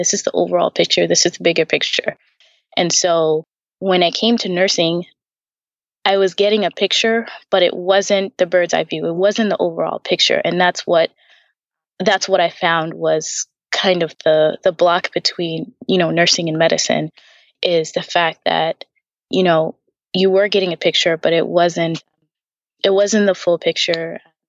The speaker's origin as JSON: {"language": "English", "country": "Tanzania", "said": "We're from Tanzania originally. So we moved around a couple of places, but mostly in Africa."}